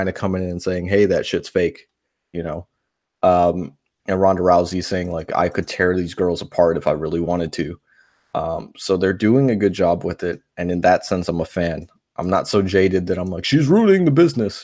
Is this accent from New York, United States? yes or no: yes; New York, United States; moved away; where I grew up in New York